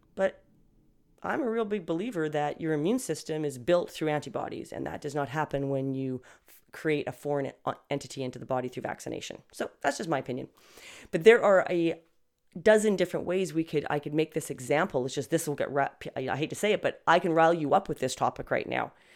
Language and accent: English; Canada; I'm Canadian, guys, okay? So, not American.